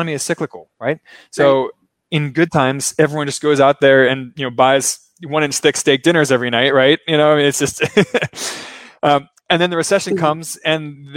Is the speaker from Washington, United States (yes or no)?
no; Baltimore, Maryland, United States; now in Brazil; I'm not from Brazil, of course, as you can tell from my accent. I'm from Maryland. I'm from Baltimore